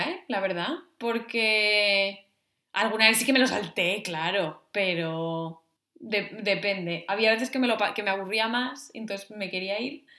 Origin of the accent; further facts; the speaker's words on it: Navia, Asturias, Spain; antes de salir en Navia, en mi pueblo